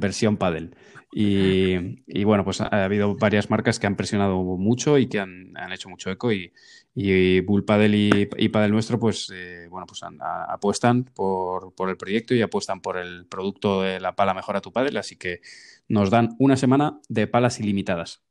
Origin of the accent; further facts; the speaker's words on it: Spain; somos españoles